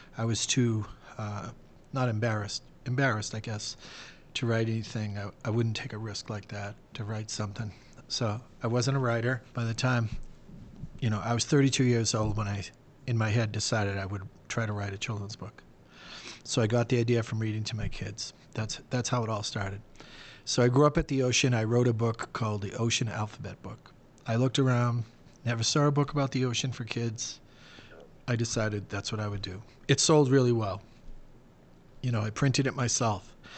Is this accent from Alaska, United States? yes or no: no; Boston, Massachusetts, United States; I'm from Boston